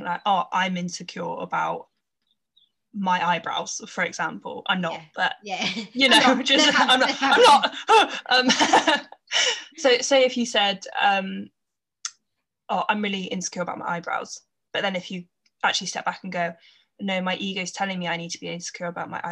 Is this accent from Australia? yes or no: no; Gloucestershire, South West England, United Kingdom; I'm from Gloucestershire